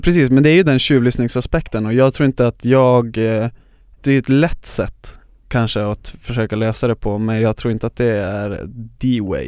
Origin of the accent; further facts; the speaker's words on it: Luleå, Norrbotten County, Sweden; moved away as an adult; now in Stockholm, Sweden; så kommer jag från Luleå där jag är born and raised